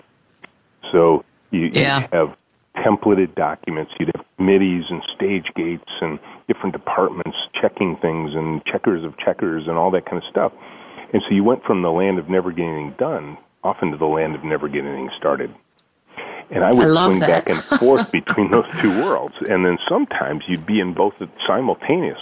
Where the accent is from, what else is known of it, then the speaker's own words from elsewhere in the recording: Southeast Michigan, United States; I grew up in Southeast Michigan. Yes. That's where our company is located